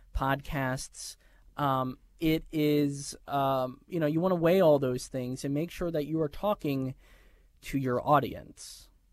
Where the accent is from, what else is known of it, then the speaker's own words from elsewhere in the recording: New York, United States; moved away; I'm a New Yorker